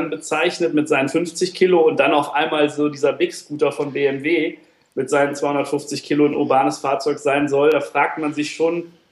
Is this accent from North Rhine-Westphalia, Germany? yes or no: yes; Troisdorf, North Rhine-Westphalia, Germany; ich komme äh, komm aus Troisdorf. Das ist bei, ja, eher ist es bei Bonn als bei Köln. Es liegt, es liegt genau zwischen, zwischen Köln und Bonn bisschen näher an Bonn.